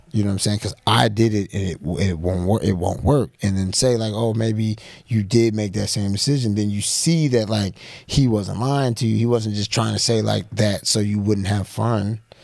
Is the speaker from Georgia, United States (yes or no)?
yes; Atlanta, Georgia, United States; being black, growing up in Atlanta or Georgia